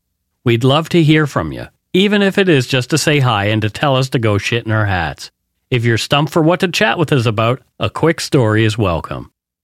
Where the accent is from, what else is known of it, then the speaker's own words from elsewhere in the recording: Nova Scotia, Canada; accent: Nova Scotia; My Nova Scotia accent changed over the years, too.